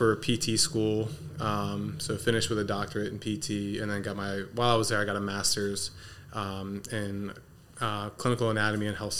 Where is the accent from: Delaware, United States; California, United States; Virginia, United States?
Delaware, United States; Middletown; So born and raised in Middletown. Went to Appaquinimac High School.